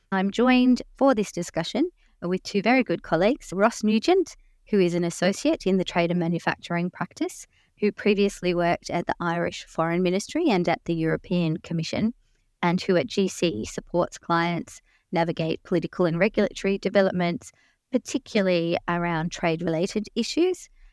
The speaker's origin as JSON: {"language": "English", "country": "Australia", "said": "I have worked as an Australian diplomat for over twenty years"}